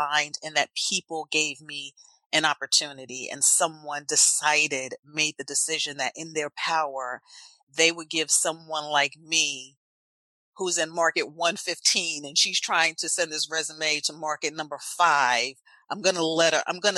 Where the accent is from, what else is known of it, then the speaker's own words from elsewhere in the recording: New Jersey, United States; accent: Jersey; moved away; I actually grew up in New Jersey. I'm back in New Jersey now. I grew up in New Jersey